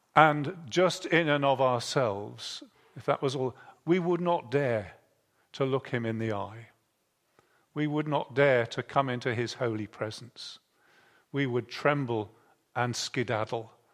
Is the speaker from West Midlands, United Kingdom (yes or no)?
yes; Bridgnorth, West Midlands, United Kingdom; I was born in Bridge North, which has the river Severn going through it